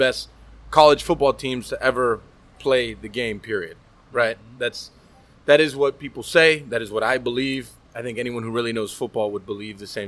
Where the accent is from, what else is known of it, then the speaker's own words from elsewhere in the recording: Miami, Florida, United States; moved away; also born or lived in Virginia; growing up in Miami, we have rice, beans, plantains, pork